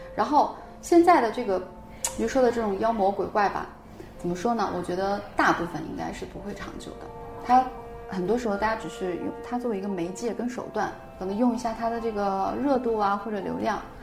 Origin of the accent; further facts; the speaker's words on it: Northeast China, China; 虽然我是一个东北人，但我性格更像我奶奶，我奶奶是重庆人